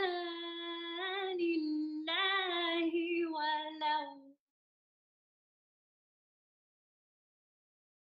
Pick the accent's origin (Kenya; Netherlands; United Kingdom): United Kingdom; Glasgow, Scotland; I'm from Glasgow, Scotland, and this is where I grew up